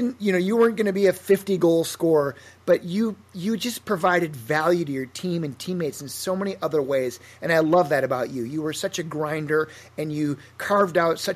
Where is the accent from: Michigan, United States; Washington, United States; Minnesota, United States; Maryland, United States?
Minnesota, United States; Fairmont; way to Fairmont, my hometown, to start a youth hockey program